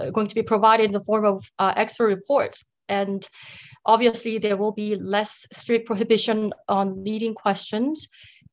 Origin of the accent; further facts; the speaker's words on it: United States; I am Korean American